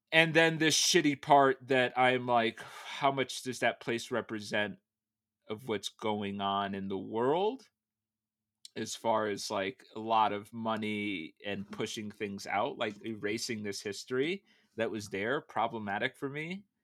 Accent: Danbury, Connecticut, United States; moved away as an adult; also born or lived in San Francisco; where I grew up in the East Coast

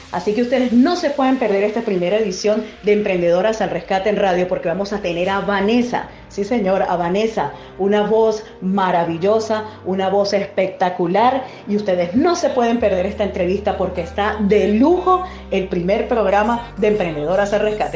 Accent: Venezuela; moved away as an adult; now in Chile; soy de Venezuela, tengo dos años viviendo en Chile

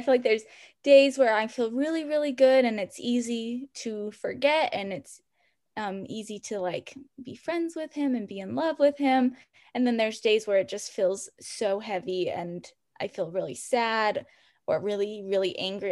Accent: Salt Lake City, Utah, United States; now in Provo, United States; I'm originally from Salt Lake City, so really close to where I live now

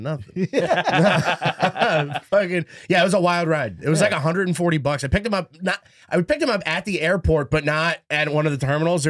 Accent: near Syracuse, upstate New York, United States; moved away; Syracuse is a big spot. That's 40, like 30 minutes away, and that's where I tell people I'm from

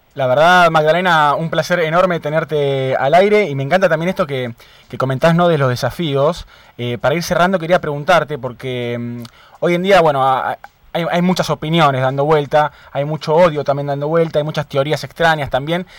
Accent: Argentina; en nuestro país

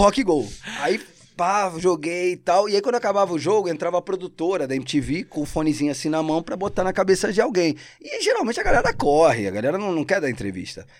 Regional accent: Rio de Janeiro, Brazil; accent: carioca; first language Spanish; Portuguese is a second language; also born or lived in Argentina; now in São Paulo, Brazil; minha infância no Rio é Cidade de Deus

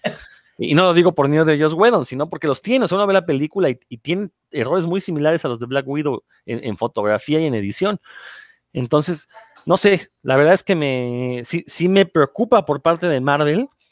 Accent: Mexico; vivimos en un país absurdo

